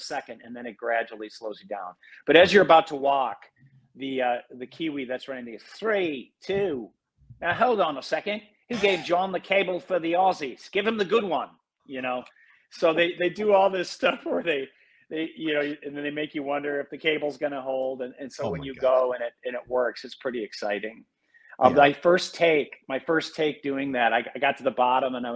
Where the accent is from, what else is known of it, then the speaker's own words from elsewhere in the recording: Madison, Wisconsin, United States; also born or lived in Fox Valley, Wisconsin; And I moved from Madison. I mean, my dad used to take me, we'd watch Rufus Roadrunner Ferguson, at Camp Randall, and we went to a few games there. But when I moved to the Fox Valley, I missed Madison so much